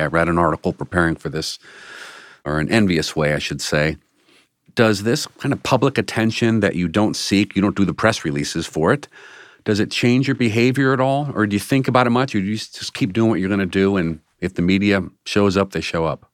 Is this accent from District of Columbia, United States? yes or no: yes; Washington, District of Columbia, United States; now in Cleveland, United States; I grew up in Washington, D C